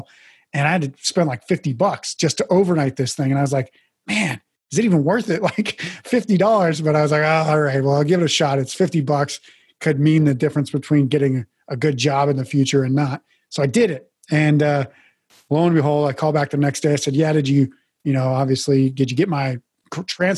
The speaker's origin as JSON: {"language": "English", "town": "Mandan", "region": "North Dakota", "country": "United States", "tie": "born or raised there", "also_born_or_lived": "Billings, Montana / Portland, Oregon", "moved": "as an adult", "said": "I was born in Billings, Montana, actually. My parents separated when I was very young, I think I was five years old. My mom moved to North Dakota. My dad moved to Portland, Oregon. So living with my dad in Portland, Oregon for a couple of years, went back to live with my mom in North Dakota, graduated high school from there"}